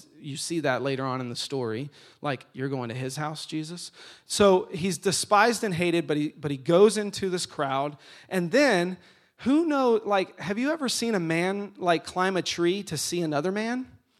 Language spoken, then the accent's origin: English; Atlanta, Georgia, United States; Okay, I grew up in Atlanta. I was a big Atlanta Braves fan.